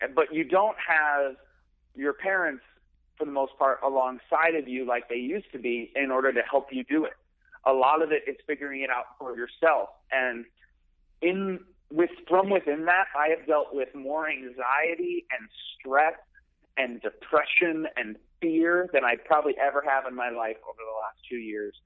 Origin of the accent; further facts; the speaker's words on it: Chicago, Illinois, United States; moved away; I'm from Chicago mm-hmm. originally, um, in the suburbs